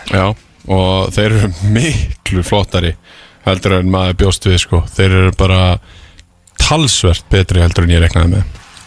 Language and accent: Icelandic; Iceland; ég er frá Íslandi